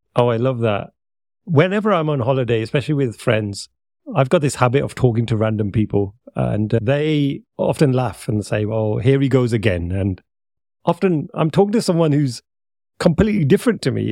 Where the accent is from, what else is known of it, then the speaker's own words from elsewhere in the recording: United Kingdom; I'm speaking to another Brit